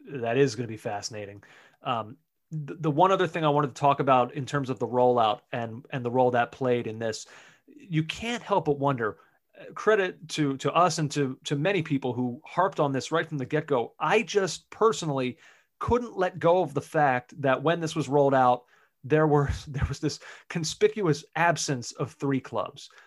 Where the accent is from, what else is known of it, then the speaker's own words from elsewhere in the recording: United States; as the American on this podcast